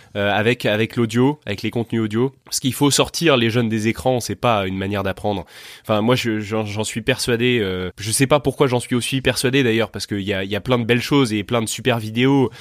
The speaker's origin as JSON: {"language": "French", "town": "Tours", "region": "Centre-Val de Loire", "country": "France", "tie": "born or raised there", "also_born_or_lived": "Paris", "moved": "yes", "lives_now": "Vendée, France", "said": "je suis né à Tours."}